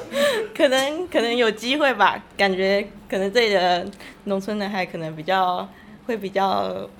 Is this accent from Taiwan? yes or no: yes; Changhua County, Taiwan; 我是彰化人。